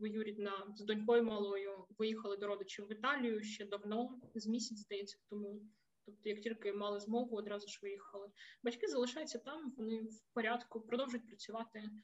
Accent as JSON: {"language": "Ukrainian", "town": "Zaporizhzhia", "region": "Zaporizhzhia Oblast", "country": "Ukraine", "tie": "born or raised there", "also_born_or_lived": "Kharkiv, Ukraine", "moved": "as an adult", "lives_now": "Horní Bludovice, Czech Republic", "said": "Я принципі ж родом із Запоріжжя"}